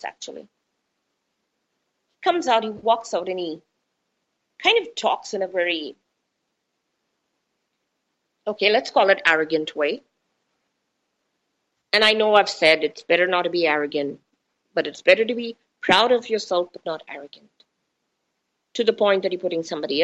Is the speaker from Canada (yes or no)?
no; India; moved away; also born or lived in United States; coming from India